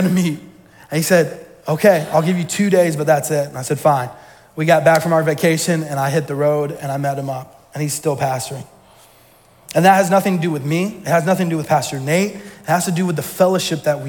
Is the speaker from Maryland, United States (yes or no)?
no; Georgia, United States; moved away as an adult; now in Maine, United States; I'm from Georgia. For those that don't know, all my family's still down there.